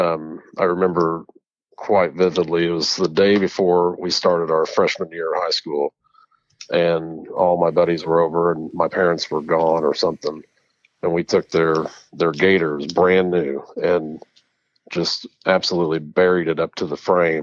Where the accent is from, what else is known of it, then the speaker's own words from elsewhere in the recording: Bloomfield, Indiana, United States; I was born and raised in Bloomfield, Indiana